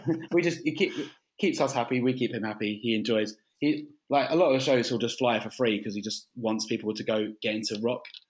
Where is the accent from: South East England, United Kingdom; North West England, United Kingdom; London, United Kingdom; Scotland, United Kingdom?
London, United Kingdom; also born or lived in Canterbury; we're from London